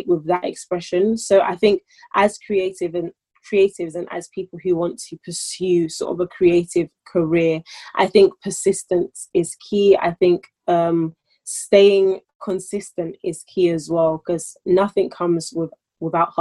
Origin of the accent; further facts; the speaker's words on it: London, United Kingdom; I'm born in London and I am British, birth certificate, I identify as a Nigerian